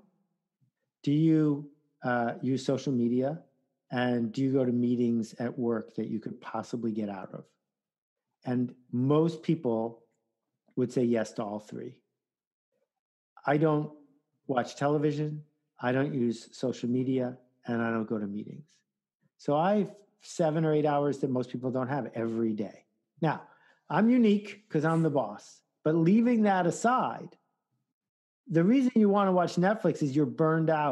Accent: Williamsville, New York, United States; I'm from Williamsville, Amherst.

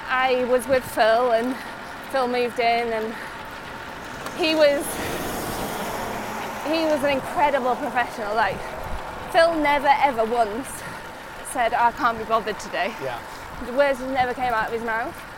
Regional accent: Yorkshire, United Kingdom; I'm really lucky that I come from Yorkshire because it's so popular now.

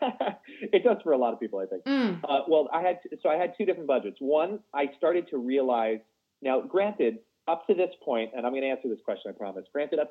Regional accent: Long Island, New York, United States; I grew up in Long Island and it was a comfortable life.

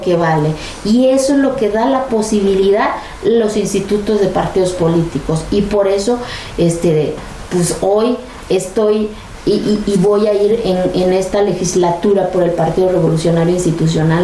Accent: Mexico; soy tan mexicana como cualquier otro

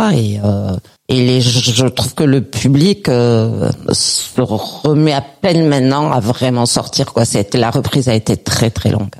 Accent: Perpignan, Occitania, France; chez nous à Perpignan

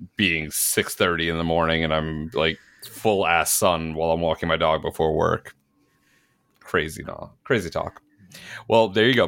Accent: New York, United States; moved away; also born or lived in Georgia; growing up in New York

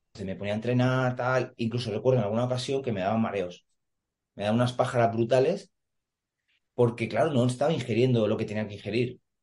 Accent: Madrid, Community of Madrid, Spain; now in Santa Pola, Spain; soy natural de Madrid, ahora vivo en, en Alicante, exactamente en Santa Pola

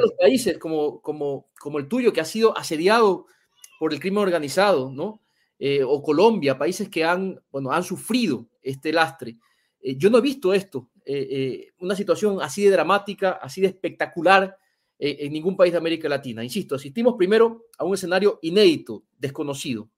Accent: Ecuador; En mi país

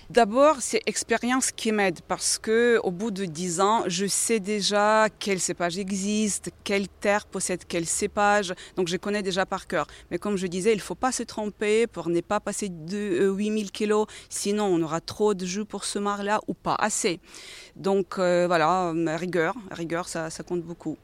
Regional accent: Ukraine; now in France; je suis d'origine d'Ukraine, je viens de pays agricoles

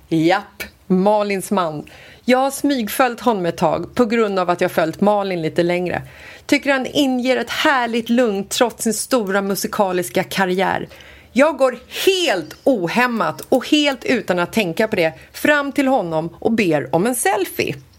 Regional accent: Sweden; vi är från Sverige

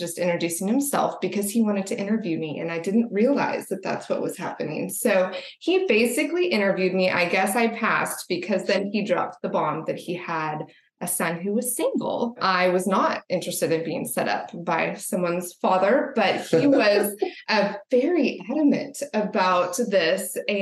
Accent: Dallas, Texas, United States; moved away as an adult; I grew up in Dallas, Texas, spent most of my life there

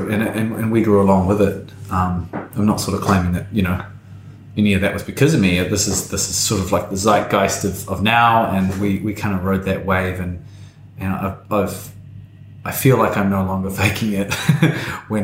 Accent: Tauranga, Bay of Plenty, New Zealand; I grew up in Tauranga, which most people will know is sort of like the retirement village of New Zealand

